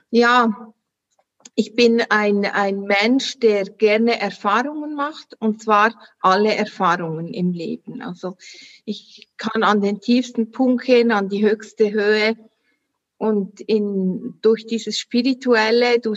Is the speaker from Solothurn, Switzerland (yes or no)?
yes; Solothurn, Switzerland; ich komme, wie man hört, an meinen Dialekt aus der Schweiz, Solothurn. Wie gesagt, du hast richtig gehört, 30 Kilometer von Bern, ist äh, im sogenannten Mittelland.